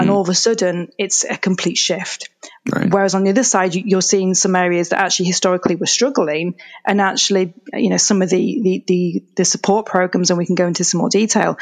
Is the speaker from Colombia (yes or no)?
no; England, United Kingdom; moved away as an adult; now in Canada; I'm originally from England, which you can probably hear from my accent. So my family and I moved over to Canada, kind of middle of 2017